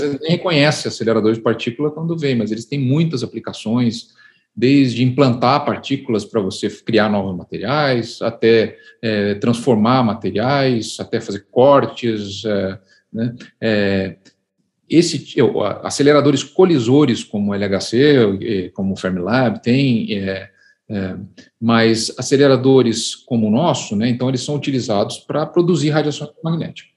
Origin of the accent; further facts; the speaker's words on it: Curitiba, Paraná, Brazil; moved away as an adult; also born or lived in United States; now in Campinas, Brazil; eu nasci em Curitiba, no Paraná. Eu vim para Campinas fazer a graduação em Física é, em 1990